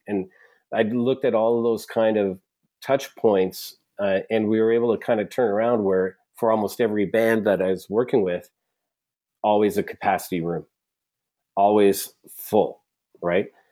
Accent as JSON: {"language": "English", "region": "Alberta", "country": "Canada", "said": "I'm from Alberta"}